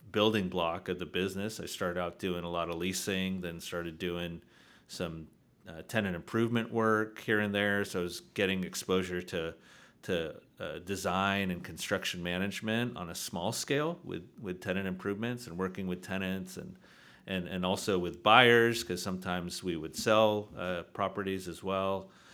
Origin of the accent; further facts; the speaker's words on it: San Diego, California, United States; I'm originally from San Diego, California